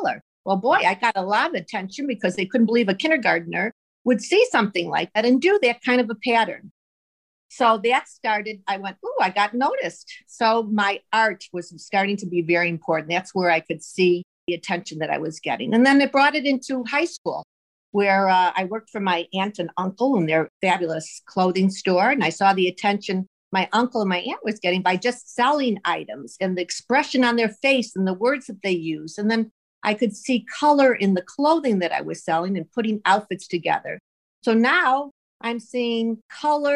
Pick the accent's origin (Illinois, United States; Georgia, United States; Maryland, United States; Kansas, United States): Illinois, United States; Chicago; born or raised there